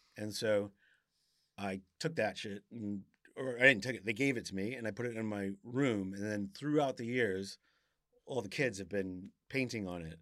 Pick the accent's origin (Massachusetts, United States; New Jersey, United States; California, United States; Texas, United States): Massachusetts, United States; Cape Cod; moved away as an adult; now in South London, United Kingdom; I grew up in Massachusetts in Cape Cod